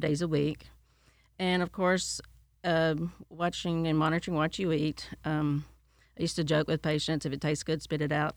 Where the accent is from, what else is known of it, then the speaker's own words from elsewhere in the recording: Tennessee, United States; now in Polk County; I'm from Tennessee